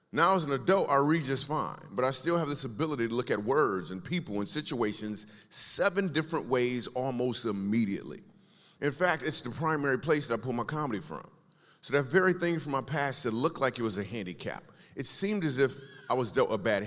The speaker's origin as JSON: {"language": "English", "region": "Michigan", "country": "United States", "tie": "born or raised there", "also_born_or_lived": "New York City", "moved": "as an adult", "said": "I grew up in Michigan"}